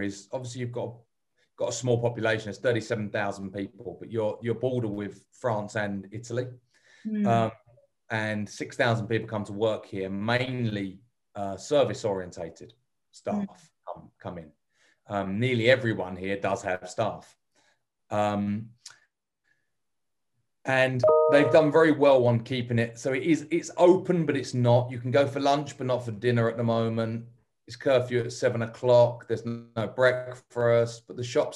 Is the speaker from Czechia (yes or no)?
no; England, United Kingdom; moved away; being English